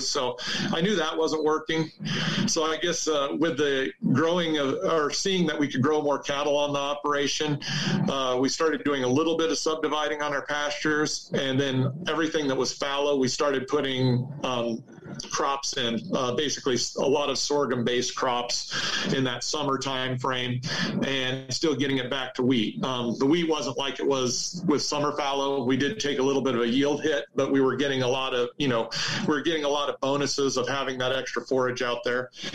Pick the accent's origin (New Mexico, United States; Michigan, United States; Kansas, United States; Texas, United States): Kansas, United States; Almena; I grew up on a farm uh, in Norton County, Kansas